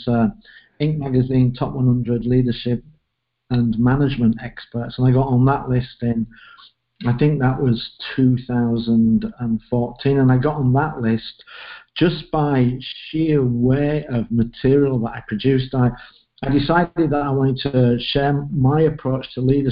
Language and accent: English; Leeds, Yorkshire and the Humber, United Kingdom; moved away; I'm from Leeds in the north of England, grew up there and stayed there until I went to university